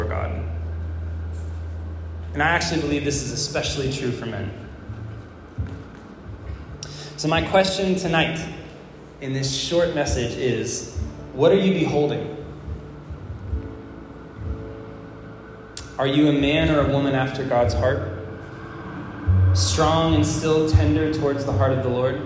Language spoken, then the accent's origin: English; Florida, United States; moved away; I was from Florida